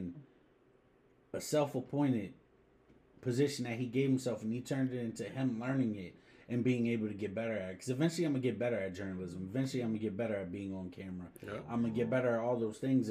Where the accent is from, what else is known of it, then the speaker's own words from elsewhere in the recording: Harrisburg, Pennsylvania, United States; This is where I'm from. This is what I see every day